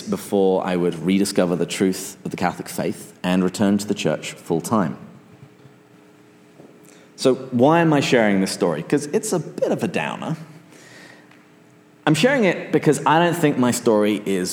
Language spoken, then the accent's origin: English; England, United Kingdom; moved away; where I came from other than just England